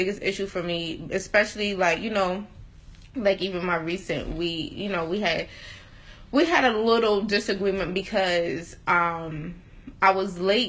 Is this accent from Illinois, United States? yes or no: no; Atlanta, Georgia, United States; also born or lived in New York; I came from Atlanta, moved to New York for 2 years